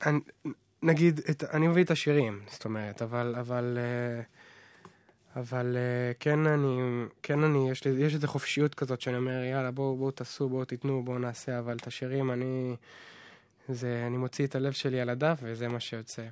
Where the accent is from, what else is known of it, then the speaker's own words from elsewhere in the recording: Nahariya, Northern District, Israel; להורים שלי יש חנוך מוזיקה בנהריה כבר 30 שנה, אז שם גדלתי, שם נולדתי